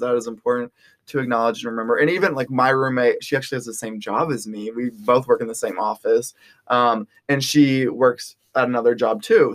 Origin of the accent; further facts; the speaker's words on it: Round Rock, Texas, United States; moved away as an adult; now in Fayetteville, Arkansas, United States; I'm from Round Rock, Texas, which is a suburb of Austin, Texas